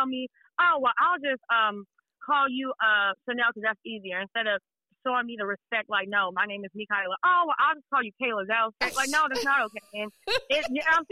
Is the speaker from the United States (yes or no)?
yes; Dallas, Texas, United States; moved away as an adult; also born or lived in Las Vegas, Nevada; now in Los Angeles, United States; I'm born and raised in Dallas, Texas. That's where I grew up at. I'm a Texas girl all the way through